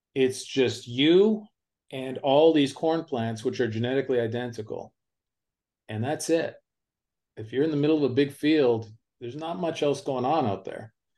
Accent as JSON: {"language": "English", "area": "near Toronto", "region": "Ontario", "country": "Canada", "tie": "born or raised there", "moved": "as an adult", "lives_now": "United States", "said": "I grew up near Toronto, Ontario, Canada"}